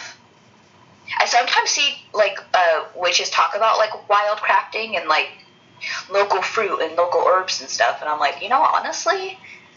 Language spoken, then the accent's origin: English; United States; as an American and as a Black person